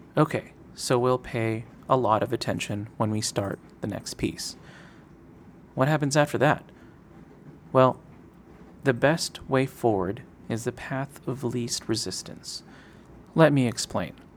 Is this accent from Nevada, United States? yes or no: no; Seattle, Washington, United States; I grew up in Seattle, singing in the Northwest Boy Choir